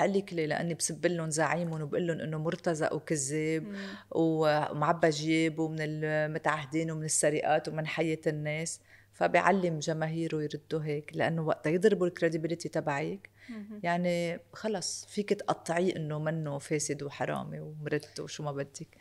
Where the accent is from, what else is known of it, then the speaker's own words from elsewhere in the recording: Lebanon; أنا لبنانية من أصول أرمنية